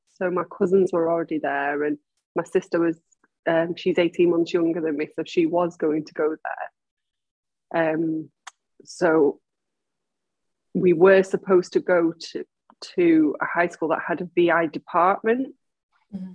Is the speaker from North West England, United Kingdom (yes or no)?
yes; Manchester, North West England, United Kingdom; I was born and bred in Manchester